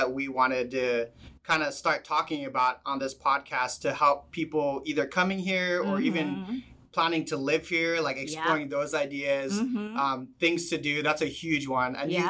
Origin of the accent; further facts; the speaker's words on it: Maui, Hawaii, United States; also born or lived in Saipan; I actually moved here in 2000, actually. So I've been here for 21 years. I grew up on Maui. I moved here when I was 9. I moved from the island of Saipan.